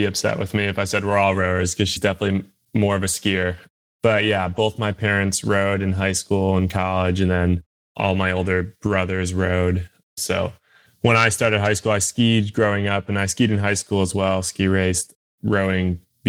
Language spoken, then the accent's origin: English; Buffalo, New York, United States; I'm from Buffalo, New York